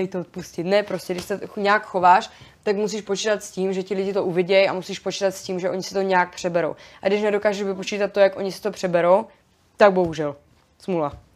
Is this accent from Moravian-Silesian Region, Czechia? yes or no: yes; Frýdek-Místek, Moravian-Silesian Region, Czechia; já jsem z Frýdku místku